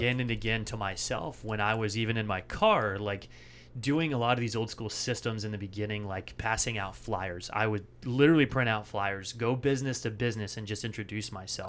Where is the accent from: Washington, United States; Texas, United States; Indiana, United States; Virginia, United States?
Washington, United States; Bellingham; moved away as an adult; also born or lived in San Francisco Bay Area; now in Austin, United States; I grew up right outside of Vancouver, British Columbia, Bellingham, Washington